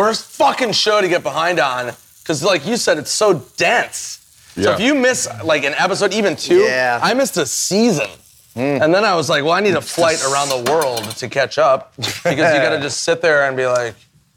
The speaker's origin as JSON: {"language": "English", "town": "St. Paul", "region": "Minnesota", "country": "United States", "tie": "born or raised there", "moved": "yes", "said": "I'm going back to Minnesota, my home state"}